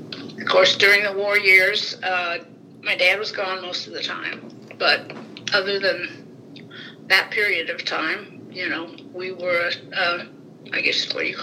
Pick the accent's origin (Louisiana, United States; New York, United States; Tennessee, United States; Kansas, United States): Kansas, United States; Topeka; moved away as an adult; now in West Lafayette, United States; I was born in Topeka, Kansas, on October 20th, 1936.